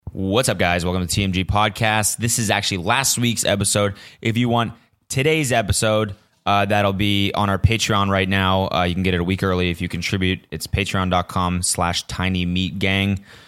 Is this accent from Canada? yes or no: yes; Canada; moved away; my homeland